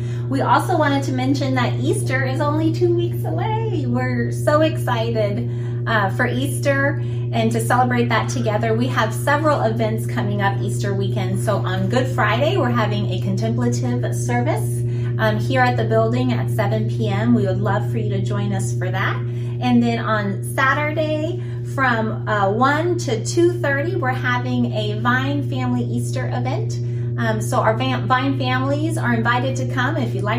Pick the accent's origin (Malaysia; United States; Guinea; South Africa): Guinea; I remembered back in my teen years, I lived in Guinea, West Africa. Some of you guys knew that. I grew up in Africa